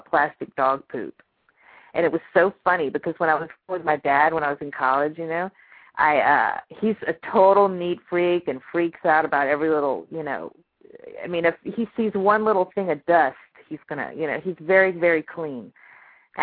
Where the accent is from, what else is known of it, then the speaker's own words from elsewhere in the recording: Louisiana, United States; I was born and raised in Louisiana